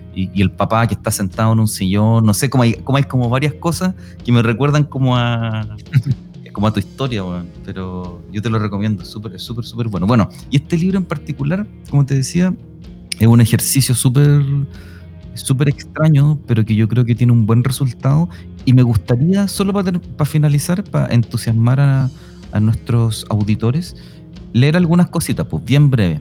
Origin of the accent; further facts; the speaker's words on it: Chile; somos los chilenos